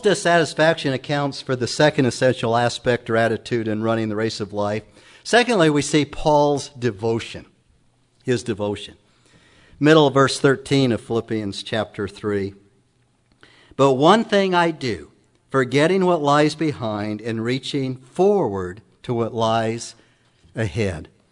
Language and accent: English; Emmett, Idaho, United States; also born or lived in Council, Idaho; I was born in Council, Idaho, many moons ago